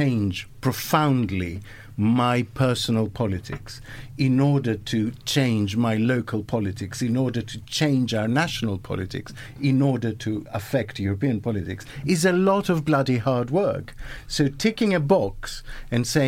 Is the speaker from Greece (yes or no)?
yes; Greece; In the case of Greece, you know, my home country